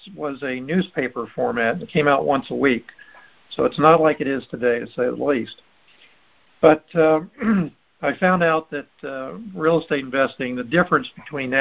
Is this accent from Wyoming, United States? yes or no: no; Miami, Florida, United States; also born or lived in Chicago; I was born in Miami.